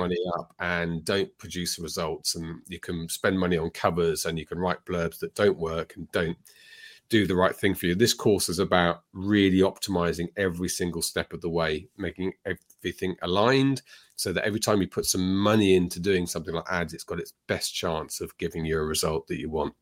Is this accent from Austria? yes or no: no; United Kingdom; I'm British.